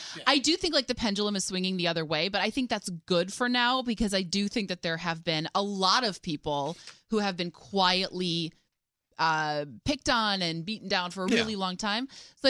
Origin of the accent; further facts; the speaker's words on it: Midwest, United States; I mean, I can make fun of the Midwest, but no one else can make fun of the Midwest.